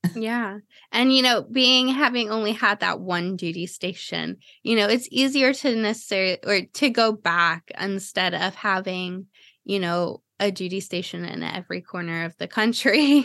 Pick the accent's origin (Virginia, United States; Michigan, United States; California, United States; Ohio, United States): Ohio, United States; Cleveland; now in Florida, United States; I grew up in Cleveland